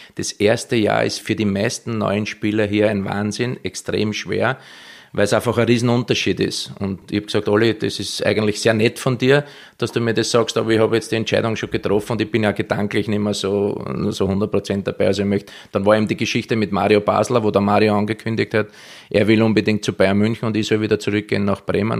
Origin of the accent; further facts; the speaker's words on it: Vienna, Austria; accent: Viennese dialect; moved away as an adult; also born or lived in Israel / Germany; mein Heimatland Österreich